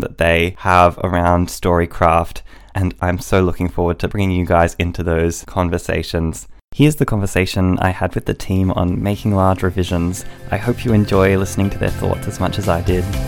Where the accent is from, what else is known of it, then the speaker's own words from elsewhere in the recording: Australia; accent: Australian; I live in Australia, as you might be able to tell by my accent